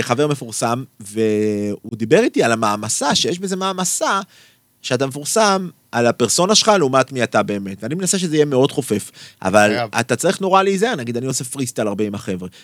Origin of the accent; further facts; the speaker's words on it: Tel Aviv, Tel Aviv District, Israel; אני ילד מצפון תל אביב